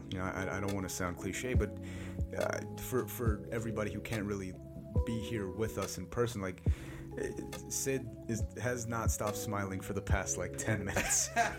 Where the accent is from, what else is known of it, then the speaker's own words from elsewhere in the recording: North India, India; also born or lived in Delhi / Bangalore / Mumbai; now in United States; So I grew up in North India, moved down to Delhi, moved to Bangalore, then Mumbai, then came to the States.